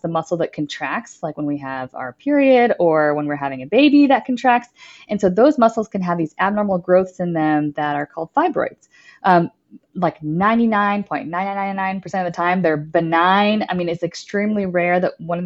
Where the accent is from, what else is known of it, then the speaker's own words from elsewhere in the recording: Dallas, Texas, United States; also born or lived in Austin, Texas; I am born and raised in Dallas, Texas